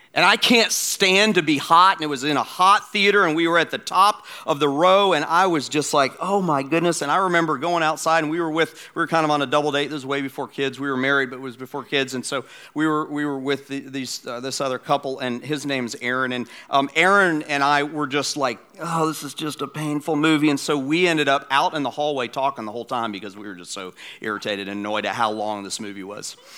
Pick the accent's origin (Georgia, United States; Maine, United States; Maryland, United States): Georgia, United States; Atlanta; my hometown, Atlanta